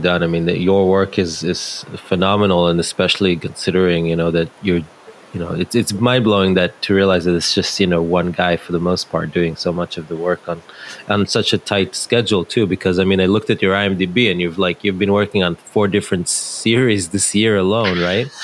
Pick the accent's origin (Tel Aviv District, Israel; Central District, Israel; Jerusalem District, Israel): Central District, Israel; Netanya; my hometown in Netanya